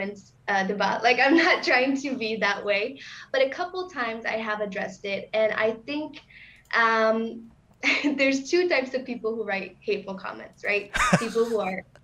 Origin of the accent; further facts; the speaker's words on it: Michigan, United States; moved away as an adult; also born or lived in Chicago; I'm from the U.S. I grew up in Michigan and then went to Chicago for college